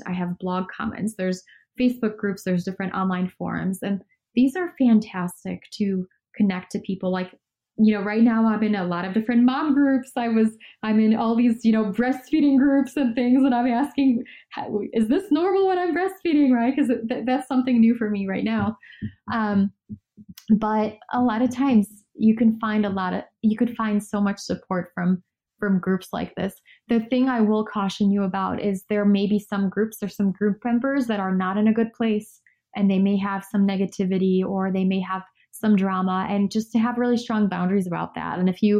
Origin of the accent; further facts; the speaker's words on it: Chicago, Illinois, United States; None of my friends back home in Chicago had it.